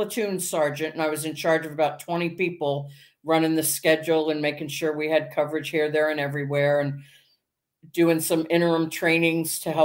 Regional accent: Silver Spring, Maryland, United States; I was born and raised in Silver Spring, Maryland.

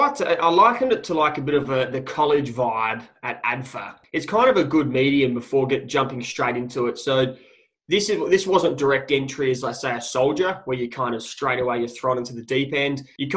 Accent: Adelaide, South Australia, Australia; moved away as an adult; also born or lived in Canberra; Born and raised in Adelaide.

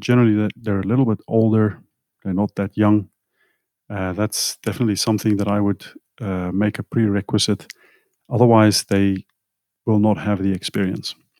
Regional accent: South Africa; moved away; I come from South Africa where we, we had some really good food, at least when I was younger.

